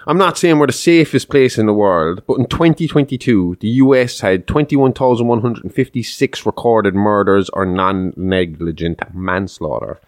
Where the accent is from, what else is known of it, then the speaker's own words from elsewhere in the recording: Kerry, Munster, Ireland; I'm from Kerry